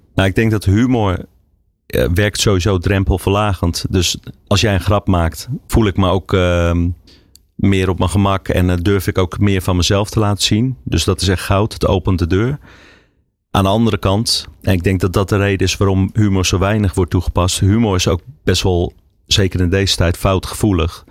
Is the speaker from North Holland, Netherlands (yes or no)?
yes; Amsterdam, North Holland, Netherlands; also born or lived in Huizen; Ik ben opgegroeid in Amsterdam. Tot mijn tiende, daarna ben ik naar, eh, Huizen verhuisd.